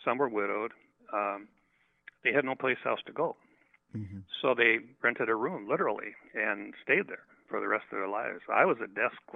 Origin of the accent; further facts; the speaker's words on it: west central Minnesota, United States; moved away as an adult; now in California, United States; I grew up in a very small town in west central Minnesota, about an hour's drive from the South Dakota